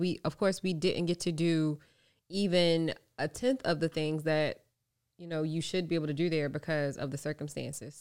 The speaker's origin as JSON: {"language": "English", "town": "Norfolk", "region": "Virginia", "country": "United States", "tie": "born or raised there", "also_born_or_lived": "Los Angeles", "moved": "as an adult", "said": "I grew up in Norfolk."}